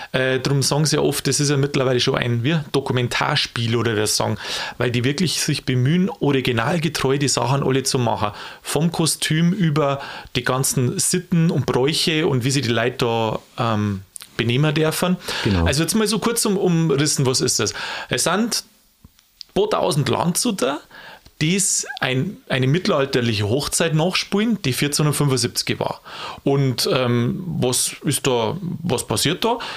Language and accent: German; Bavaria, Germany; Also, ich komme da aus der Gegend, darum weiß ich ein bisschen aus der Erfahrung.